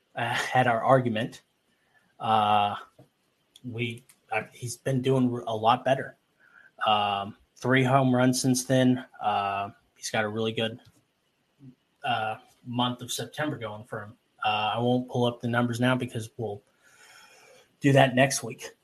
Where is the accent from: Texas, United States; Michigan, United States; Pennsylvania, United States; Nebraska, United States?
Texas, United States; I'm from Texas, Texas